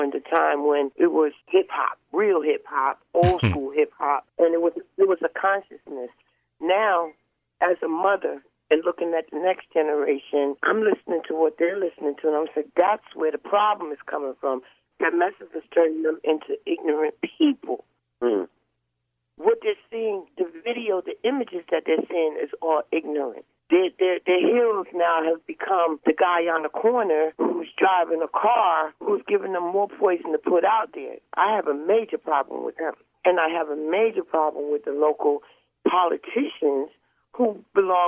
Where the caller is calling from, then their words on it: New Jersey, United States; I'm calling from New Jersey.